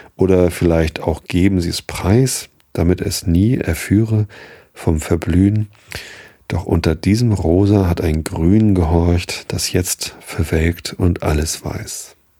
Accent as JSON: {"language": "German", "town": "Wistedt", "region": "Lower Saxony", "country": "Germany", "tie": "born or raised there", "also_born_or_lived": "Hamburg", "said": "hab dann aber halt immer in Wistit gewohnt"}